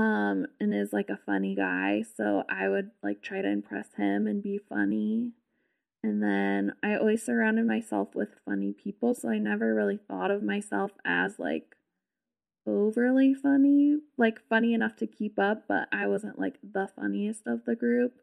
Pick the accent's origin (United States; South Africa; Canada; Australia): United States; Southern California; I'm from California, like, Southern California